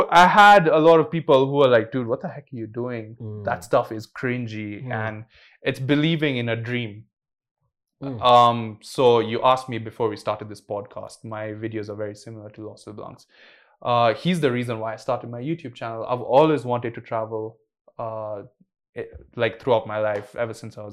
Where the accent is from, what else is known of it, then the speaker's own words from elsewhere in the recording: Kenya; being a Kenyan boy